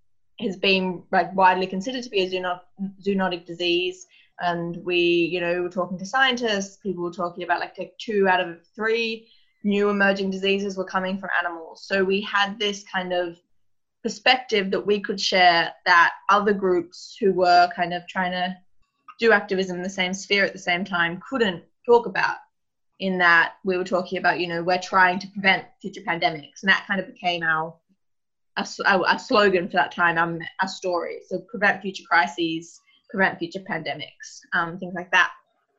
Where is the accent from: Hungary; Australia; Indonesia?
Australia; I came over from Australia to join in January